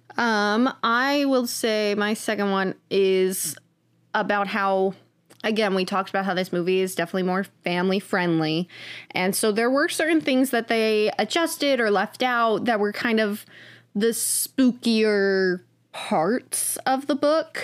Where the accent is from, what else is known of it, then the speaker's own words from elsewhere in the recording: United States; I am an American who was born in the nineties